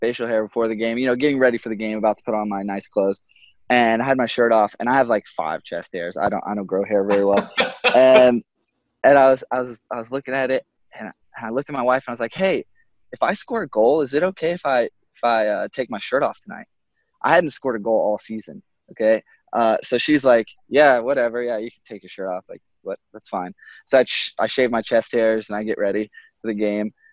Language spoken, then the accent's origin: English; Texas, United States; moved away; I grew up in Texas where no one really played soccer that much.